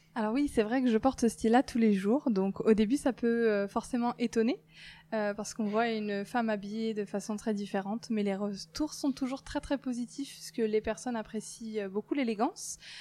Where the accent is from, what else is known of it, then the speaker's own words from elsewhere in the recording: Brittany, France; moved away as an adult; also born or lived in southern France / Lyon; now in Brest, France; je suis originaire de Bretagne. J'y ai vécu toute mon enfance